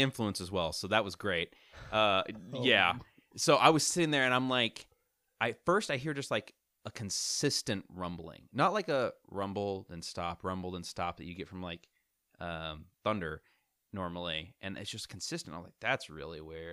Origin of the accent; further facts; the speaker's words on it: Missouri, United States; I I've been born and raised in Missouri my whole life